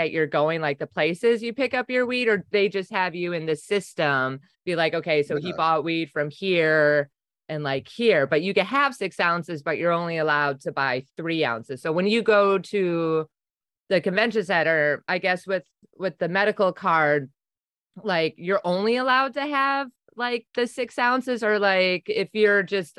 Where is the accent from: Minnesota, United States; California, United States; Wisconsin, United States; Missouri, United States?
Wisconsin, United States; I'm from Wisconsin, is way more dangerous.